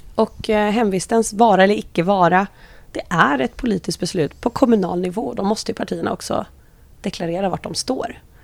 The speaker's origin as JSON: {"language": "Swedish", "town": "Solna", "region": "Stockholm County", "country": "Sweden", "tie": "born or raised there", "said": "är född och uppvuxen i Solna"}